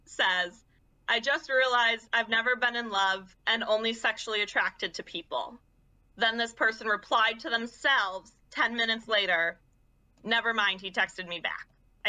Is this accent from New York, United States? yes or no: yes; Western New York, United States; Tim Hortons is a Western New York staple. In my hometown, there are 5 Tim Hortons in a 3-mile radius.